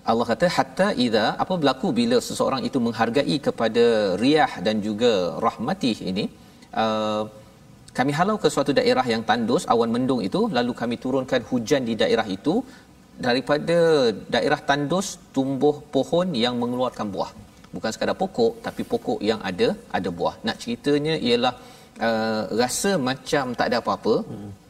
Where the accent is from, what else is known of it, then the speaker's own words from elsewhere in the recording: Sabah, Malaysia; saya isi saya orang Sabah.